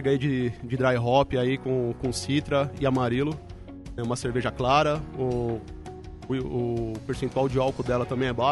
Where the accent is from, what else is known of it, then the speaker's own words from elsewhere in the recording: São Paulo, Brazil; Silvia, né, na Zona Leste. É um bairro que fica situado é, na regional